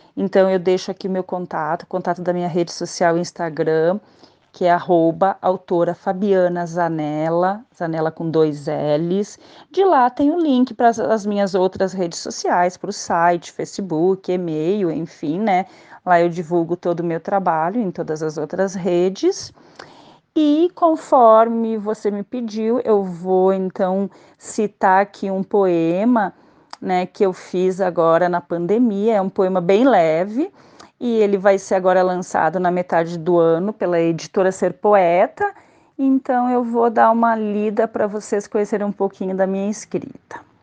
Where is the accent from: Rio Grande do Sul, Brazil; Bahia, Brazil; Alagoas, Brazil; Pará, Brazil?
Rio Grande do Sul, Brazil; Caxias do Sul; eu sou natural de Caxias do Sul, aqui do Rio Grande do Sul.